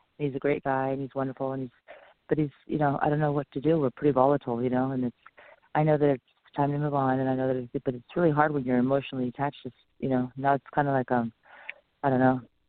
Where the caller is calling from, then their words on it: Los Angeles, or Orange County, California, United States; I'm calling from California, Los Angeles, or Orange County.